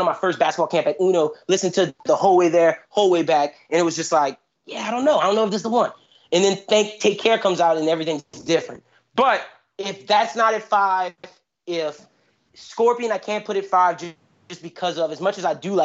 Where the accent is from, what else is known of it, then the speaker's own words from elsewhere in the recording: Louisiana, United States; As a kid growing up in Louisiana